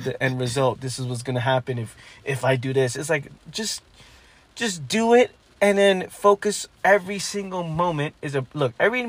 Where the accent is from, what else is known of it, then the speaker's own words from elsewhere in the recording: New York, United States; me growing up in New York